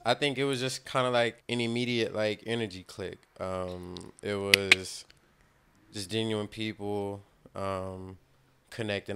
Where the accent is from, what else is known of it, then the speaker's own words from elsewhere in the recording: the South, United States; all of us are from the South.